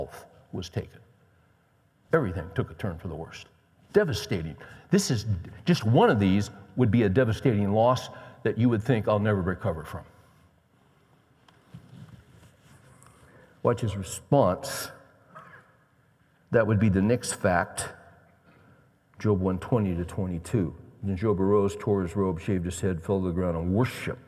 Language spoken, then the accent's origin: English; West Coast, United States; I grew up on the West Coast